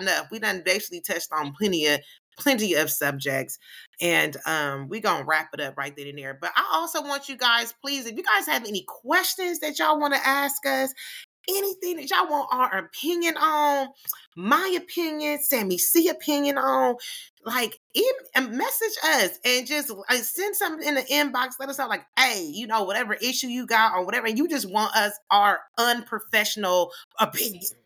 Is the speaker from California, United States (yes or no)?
yes; California, United States; accent: black accent; I'm from California